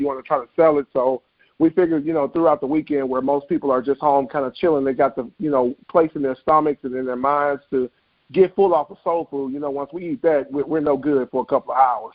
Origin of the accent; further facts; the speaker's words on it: Memphis, Tennessee, United States; moved away as an adult; now in Bloomington, United States; I am from Memphis, Tennessee. Uh, born and raised. Uh, I now reside in Bloomington, Illinois.